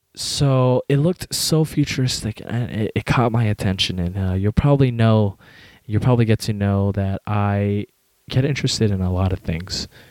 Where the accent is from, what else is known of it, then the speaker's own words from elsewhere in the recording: United States; also born or lived in Westminster, California; I was born in America